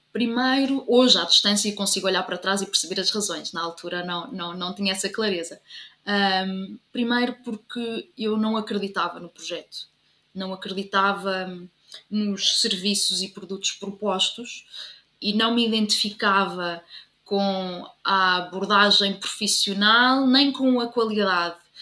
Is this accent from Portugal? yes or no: yes; Covilhã, Centro, Portugal; moved away as an adult; also born or lived in Leiria; now in Lisbon, Portugal; eu sou da Covilhã e, portanto, tenho que dizer que sou da Covilhã